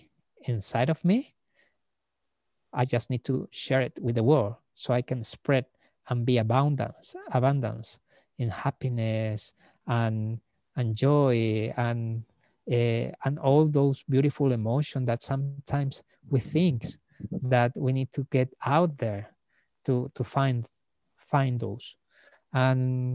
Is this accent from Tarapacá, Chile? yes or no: yes; Iquique, Tarapacá, Chile; moved away as an adult; Like now I'm back to my hometown. I'm back in Iquique